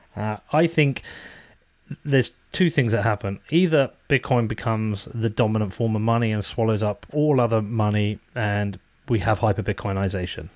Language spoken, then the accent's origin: English; Bedford, East of England, United Kingdom; people know I'm from Bedford.